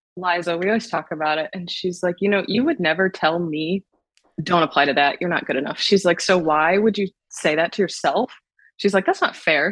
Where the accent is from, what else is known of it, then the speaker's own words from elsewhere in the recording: Ohio, United States; also born or lived in Washington, D.C.; I loved growing up in the Midwest